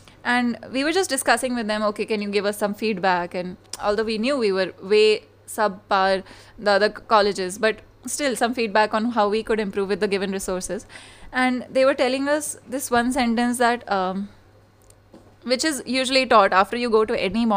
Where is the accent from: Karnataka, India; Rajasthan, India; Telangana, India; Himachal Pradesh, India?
Rajasthan, India; Jaipur; I'm from Jaipur